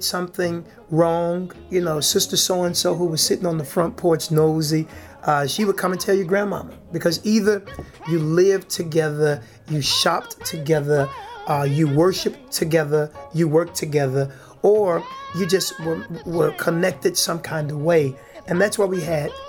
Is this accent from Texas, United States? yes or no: no; Chicago, Illinois, United States; born and raised right here in the Bronzeville community. Been here my entire life.